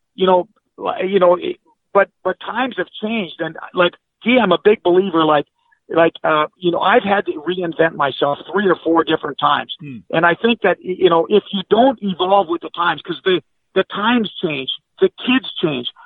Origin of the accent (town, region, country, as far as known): Coleraine, Minnesota, United States; born or raised there; moved away